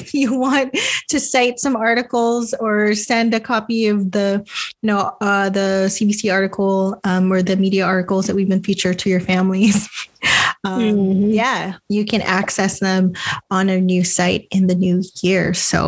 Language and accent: English; Philippines; We love being Filipino. We love our culture. We love the Filipino culture.